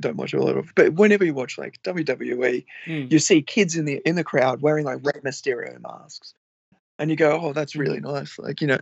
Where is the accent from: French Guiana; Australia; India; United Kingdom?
Australia; moved away; people find out I'm Australian after I open my mouth